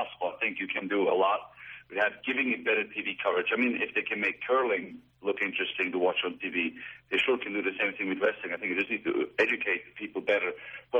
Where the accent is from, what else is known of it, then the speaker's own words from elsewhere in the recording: Switzerland; now in United States; I was born in Switzerland